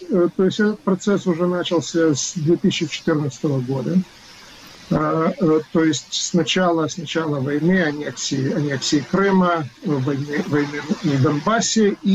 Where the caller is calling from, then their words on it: Massachusetts, United States; я говорю из Массачусетса, то есть мне это параллель ближе